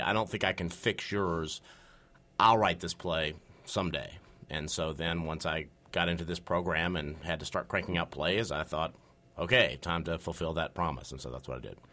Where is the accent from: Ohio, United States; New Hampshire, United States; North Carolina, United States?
North Carolina, United States; I'm from North Carolina